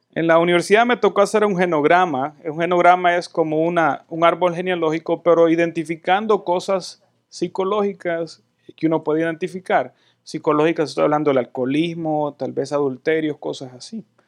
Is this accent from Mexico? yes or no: no; El Salvador; now in United States